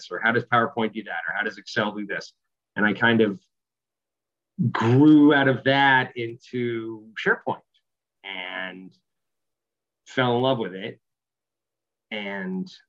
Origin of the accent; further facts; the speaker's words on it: Boston, Massachusetts, United States; also born or lived in Australia; So, uh, so I grew up in Boston. Uh, wore away all traces of any accent I might have had.